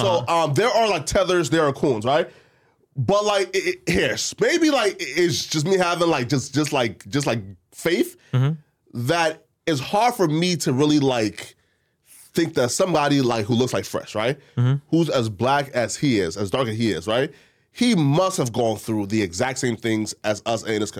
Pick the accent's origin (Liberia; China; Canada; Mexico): Liberia